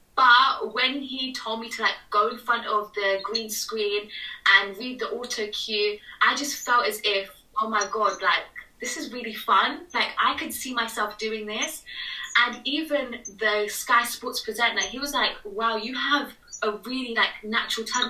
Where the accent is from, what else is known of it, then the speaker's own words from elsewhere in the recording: United Kingdom; I'm British Nepali, like I was born here